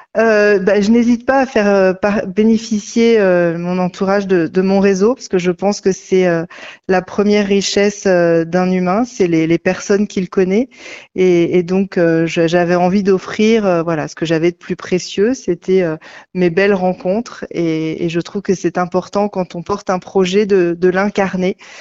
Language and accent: French; Finistère, Brittany, France; also born or lived in Rennes; je suis très attachée au Finistère